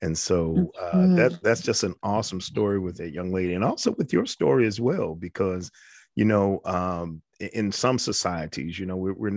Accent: New York, United States; I'm from New York

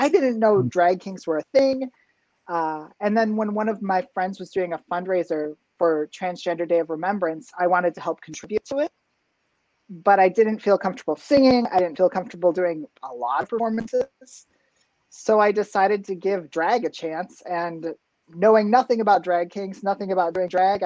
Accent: Minnesota, United States; moved away; also born or lived in Utah / Iowa City, Iowa; the church where I grew up in Minnesota

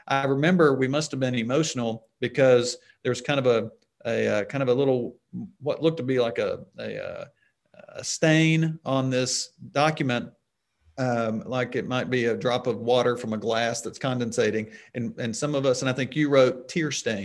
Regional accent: Arkadelphia, Arkansas, United States; moved away as an adult; also born or lived in Oklahoma / Kansas; now in Little Rock, United States; Wichita Baptist is in the town of Arkadelphia, which is my hometown.

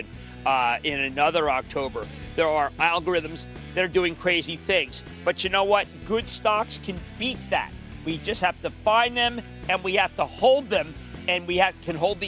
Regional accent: Philadelphia, Pennsylvania, United States; I'm a Philadelphian.

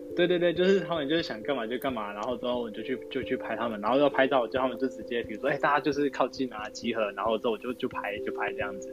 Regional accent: Manzhou, Pingtung County, Taiwan; moved away; 因为我老家在满洲，其实我会想要办在满洲

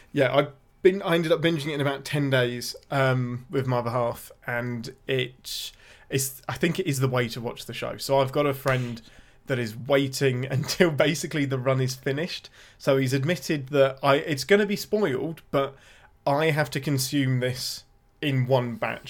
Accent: England, United Kingdom; I'm your Englishman

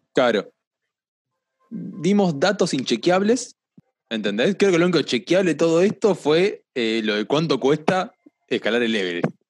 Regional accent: La Plata, Buenos Aires Province, Argentina; yo soy platense

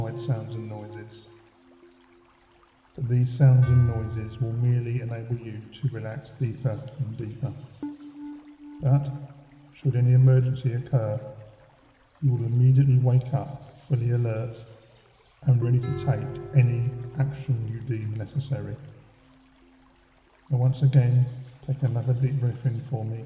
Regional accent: Faversham, South East England, United Kingdom; also born or lived in London; I now work for my hometown of Faversham, Kent

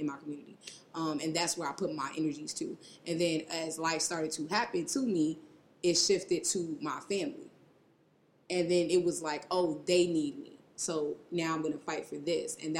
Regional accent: Chicago, Illinois, United States; I'm from Uptown Chicago

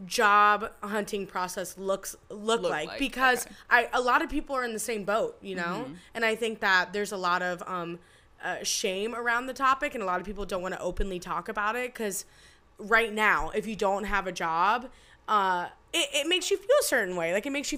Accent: United States; I'm American.

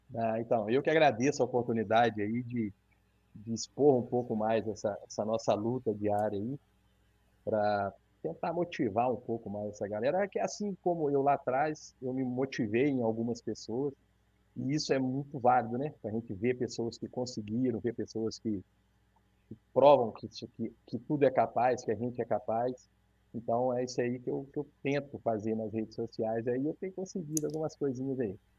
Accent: Santo Antônio de Pádua, Rio de Janeiro, Brazil; eu sou de Santo Antônio de Pádua, que é norte do estado, divisa com, com Minas

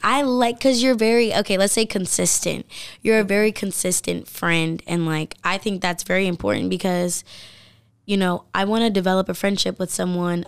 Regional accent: Milford, Delaware, United States; I'm from Milford and then I went to Polytech

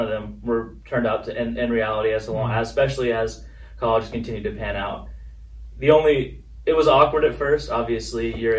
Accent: Alexandria, Virginia, United States; also born or lived in Belton, Texas; Well, I was born in Texas, in Belton, Texas, by Waco. But after some various opportunities and career changes, my dad finally graduated law school, and we moved to Alexandria, Virginia, because his firm is in D.C.

